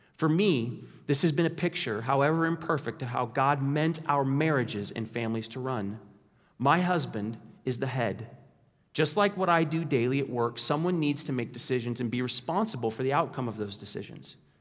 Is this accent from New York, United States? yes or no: no; Kansas, United States; we're from Kansas